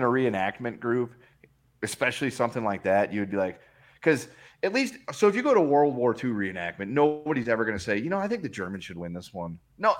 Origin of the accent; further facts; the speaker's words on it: Missouri, United States; Yeah, I'm from Missouri. They considered themselves the South